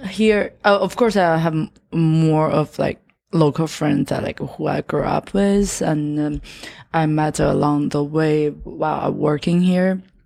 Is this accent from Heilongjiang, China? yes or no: no; Yantai, Shandong, China; English is a second language; moved away as an adult; also born or lived in Shanghai; now in United States; I'm, I'm from Shandong, Yantai